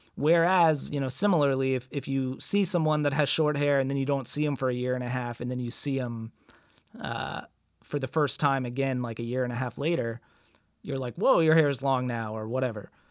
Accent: United States; as an American abroad

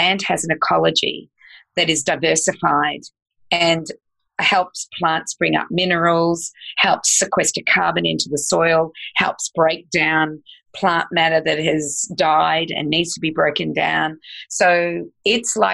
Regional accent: Australia; also born or lived in United States; I'm an American citizen, but I'm also an Australian, so I have dual citizenship

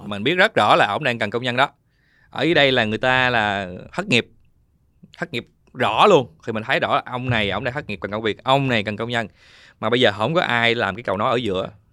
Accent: Binh Duong, Vietnam; mình sinh ra ở Bình Dương

